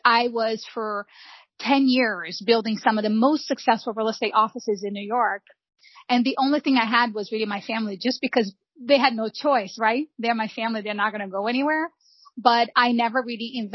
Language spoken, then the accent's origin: English; Rio de Janeiro, Brazil; also born or lived in São João de Meriti; now in United States; I was born and raised in Rio de Janeiro